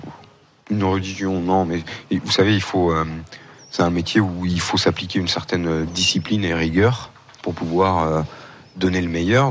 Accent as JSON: {"language": "French", "area": "Vendée bocage", "region": "Pays de la Loire", "country": "France", "tie": "born or raised there", "said": "je suis de Vendée, il y a la côte vendéenne, mhm. mais moi je suis du bocage vendéen"}